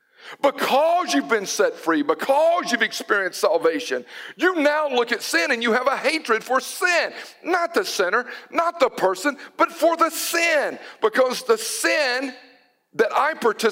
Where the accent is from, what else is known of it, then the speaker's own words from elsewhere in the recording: Newton, United States; I was growing up in Newton, my grandparents on the Cash side, they lived on the old mill village